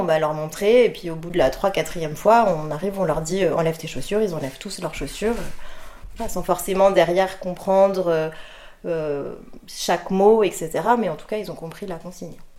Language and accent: French; France; first language French; also born or lived in Russia; now in United Arab Emirates; je parle euh, le français, c'est ma langue maternelle. Ensuite, je parle japonais parce que ma mère est japonaise, donc je suis franco-japonaise